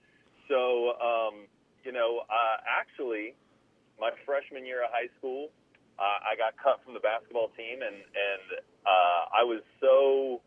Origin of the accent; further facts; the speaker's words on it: Columbus, Ohio, United States; I got a job offer in Columbus, Ohio, which is my hometown